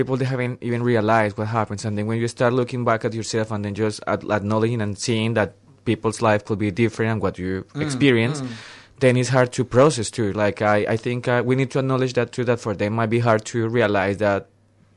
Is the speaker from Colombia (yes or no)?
yes; Colombia; accent: Colombian; English is a second language; moved away as an adult; now in Melbourne, Australia; my Colombian accent